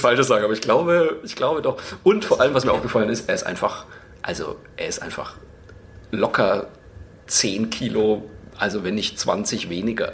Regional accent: Bamberg, Bavaria, Germany; ich bin in Bayern aufgewa-, also in Franken aufgewachsen

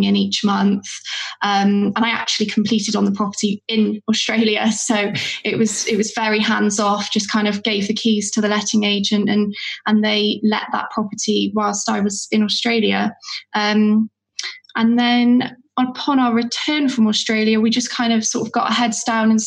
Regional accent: West Wales, United Kingdom; also born or lived in Cardiff; I grew up in West Wales, also on a seaside town

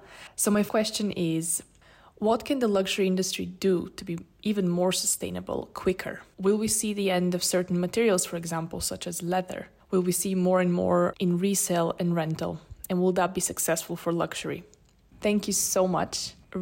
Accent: Bulgaria; now in London, United Kingdom; I'm originally from Bulgaria.

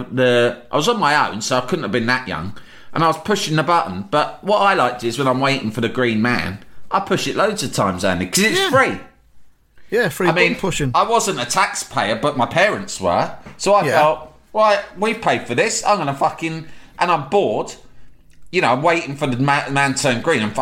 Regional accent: Sunderland, North East England, United Kingdom; nah, you're all right. I'm from

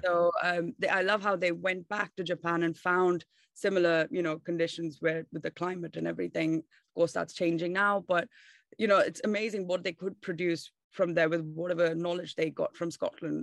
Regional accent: Bangalore, Karnataka, India; moved away as an adult; now in London, United Kingdom; I'm from India and South India, uh, Bangalore is the city that I was born and raised

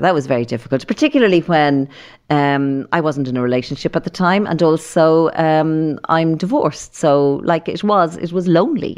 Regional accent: Dublin, Leinster, Ireland; we grew up in Llandochon

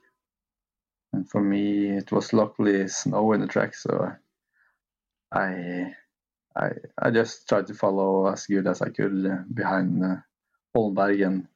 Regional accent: Lillehammer, Innlandet, Norway; where I have finished here in my hometown

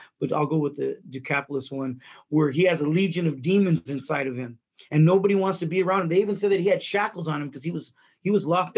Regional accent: San Bernardino, California, United States; I was raised out here in San Bernardino, California

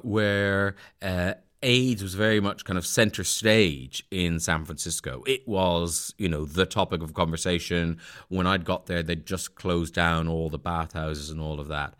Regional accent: Ireland; moved away; I grew up a Protestant in Southern Ireland, where everyone is Catholic

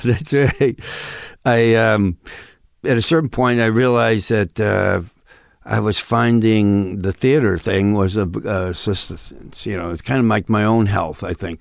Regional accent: Western New York State, United States; accent: Midwestern thing of Western New York State; now in Los Angeles, United States; this Midwestern thing of Western New York State has popped up

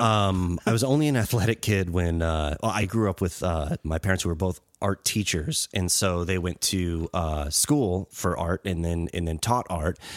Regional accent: Western Massachusetts, United States; moved away; also born or lived in Springfield, Massachusetts / Holyoke, Massachusetts / Chicopee, Massachusetts / Longmeadow, Massachusetts; Western Mass, where I grew up

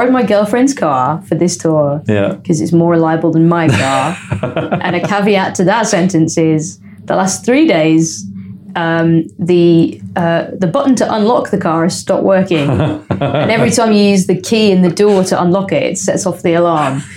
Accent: Leicester, East Midlands, United Kingdom; I'm born and raised Leicester

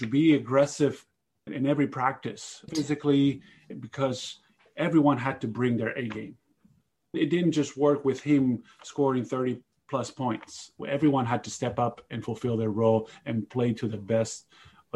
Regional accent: Spain; It's my home country.

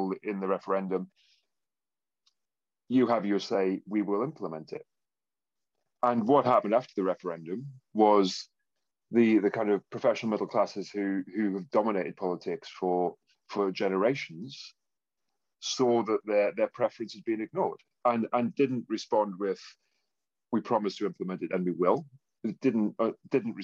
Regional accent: Consett, North East England, United Kingdom; I was born in Consett in County Durham. And I think I was 4 or 6 when the steelworks closed.

